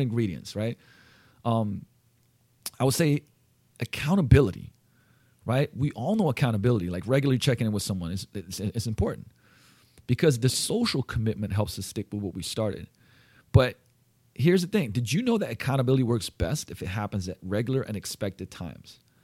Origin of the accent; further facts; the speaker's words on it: Slovenia; moved away; I'm from Slovenia. We used to gl-, eat goulash growing up